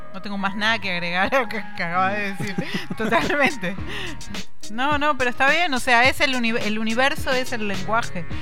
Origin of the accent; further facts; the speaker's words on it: Neuquén, Argentina; Yo crecí en Neuquén y al jardín que iba estaba en la esquina de mi casa